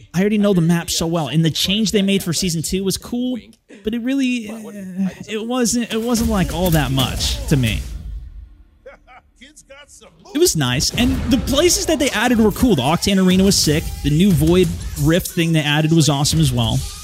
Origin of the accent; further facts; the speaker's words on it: California, United States; moved away as an adult; now in Portland, United States; I'm originally from California